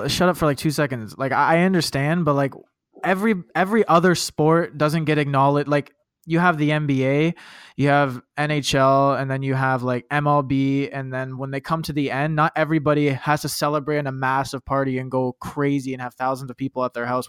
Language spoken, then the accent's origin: English; Canada; I'm a Canadian